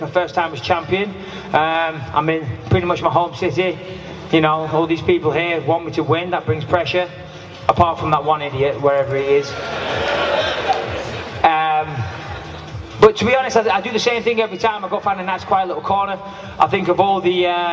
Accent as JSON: {"language": "English", "town": "Clitheroe", "region": "North West England", "country": "United Kingdom", "said": "I'm from just down the road, I'm from Clitheroe"}